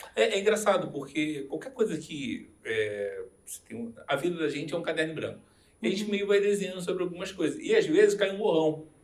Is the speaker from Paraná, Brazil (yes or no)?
no; Rio de Janeiro, Brazil; moved away as an adult; now in Curitiba, Brazil; sou carioca